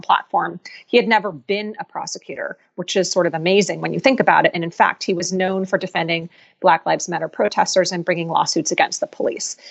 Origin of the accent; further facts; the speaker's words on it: Philadelphia, Pennsylvania, United States; Philadelphia, which is my hometown